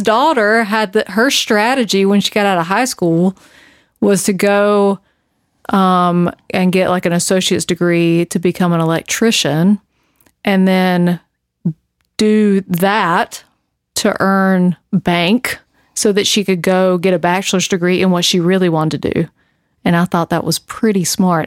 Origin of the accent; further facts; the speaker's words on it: the South, United States; I'm from the South